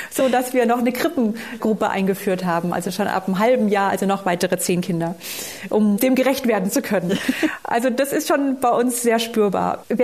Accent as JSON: {"language": "German", "region": "Baden-Württemberg", "country": "Germany", "said": "ja, wir sind, ich bin aus Oberschwaben, also das ist nicht Allgäu."}